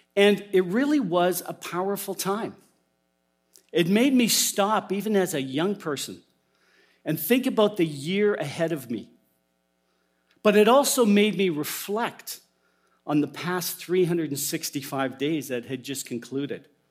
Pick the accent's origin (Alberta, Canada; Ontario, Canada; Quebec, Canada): Alberta, Canada; as a young boy in the church I grew up in in Alberta